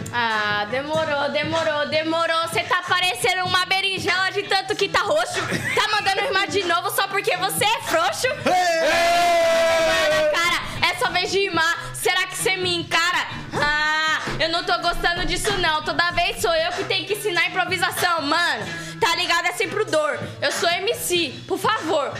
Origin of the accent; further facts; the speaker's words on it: Brazil; Eu sou brasileira